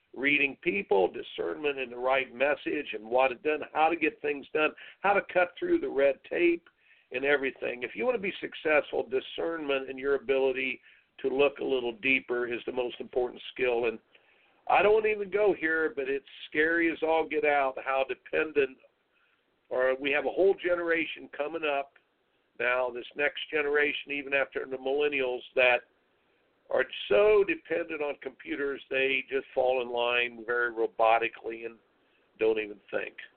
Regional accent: Indiana, United States; I grew up in Indiana

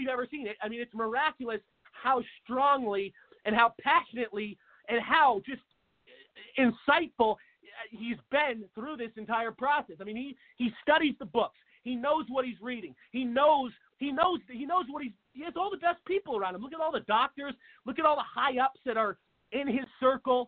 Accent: Seattle, Washington, United States; moved away as an adult; now in Arizona, United States; my home state of Washington, a place called – I'm originally from Seattle

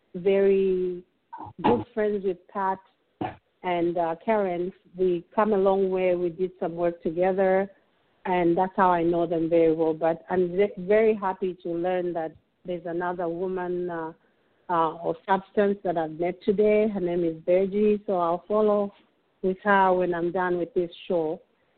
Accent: Zambia; moved away; also born or lived in Chicago; We're from Zambia.

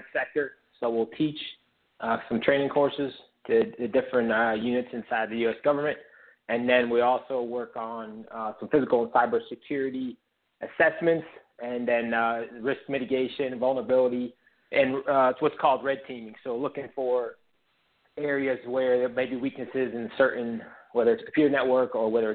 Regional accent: Connecticut, United States; moved away as an adult; also born or lived in Rhode Island / Boston / North Carolina / Colorado; So I grew up in Connecticut. I spent most of my life all my life in New England, but most of it was in Connecticut

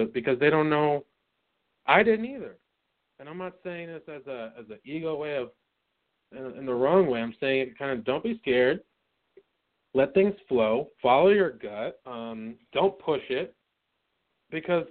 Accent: New York, United States; moved away as an adult; also born or lived in Florida; I moved back home from Florida to New York in August

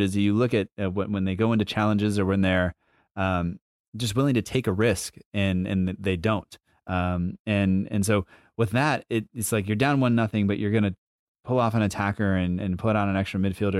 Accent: United States; as an American fan

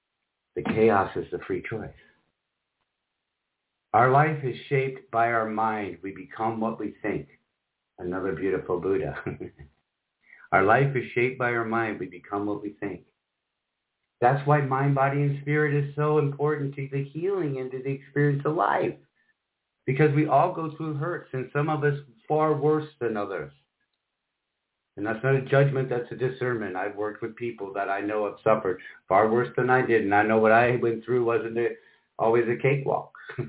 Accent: Michigan, United States; also born or lived in Iowa / South Carolina; now in Orlando, United States; And she grew up in Spokane and I grew up in Michigan, Iowa, and spent a little time in South Carolina. Somehow we both ended up in Orlando, Florida.

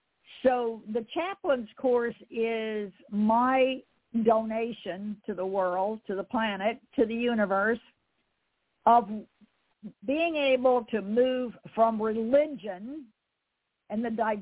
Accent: Fort Myers, Florida, United States; born there; I was born in Fort Myers, Florida, on one of his assignments.

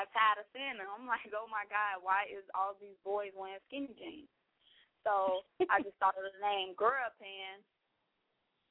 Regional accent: Chicago, Illinois, United States; I'm from Chicago. I'm the princess of the Shy

